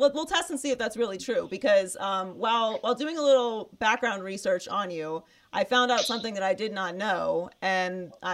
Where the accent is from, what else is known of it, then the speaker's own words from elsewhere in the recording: Pittsburgh, Pennsylvania, United States; now in Los Angeles, United States; we're from Pittsburgh